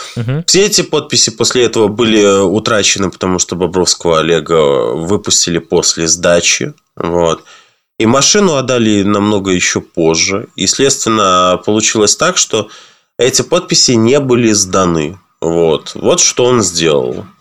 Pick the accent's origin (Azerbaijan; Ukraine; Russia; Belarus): Belarus